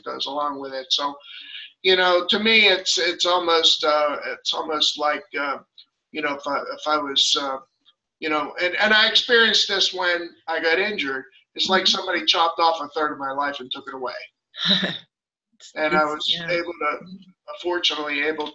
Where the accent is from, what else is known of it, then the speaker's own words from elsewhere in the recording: Pittsburgh, Pennsylvania, United States; moved away as an adult; now in Virginia Beach, United States; I'm from Pittsburgh originally and moved to the beach